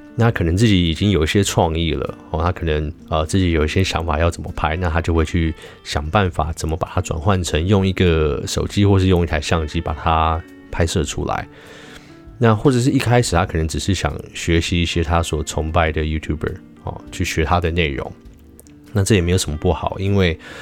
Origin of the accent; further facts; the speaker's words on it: Taiwan; 我有点台湾人的灵魂又出现了